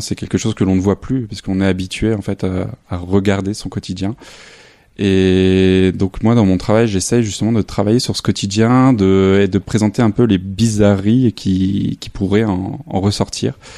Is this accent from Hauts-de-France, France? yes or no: yes; a small village near Lille, Hauts-de-France, France; moved away as an adult; also born or lived in Arles; now in Saint-Denis, France; je suis originaire du nord de la France, dans un petit village euh, à côté de Lille